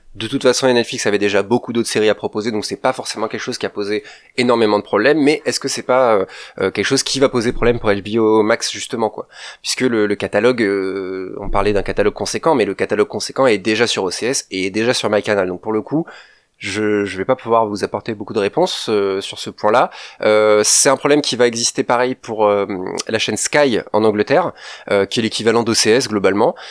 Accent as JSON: {"language": "French", "country": "France", "said": "nous en tant que Français"}